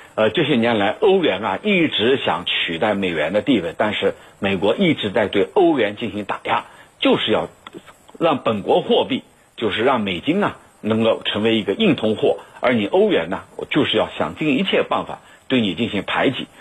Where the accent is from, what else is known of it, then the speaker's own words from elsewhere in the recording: China; 我们中国人有句话叫“打蛇打七寸”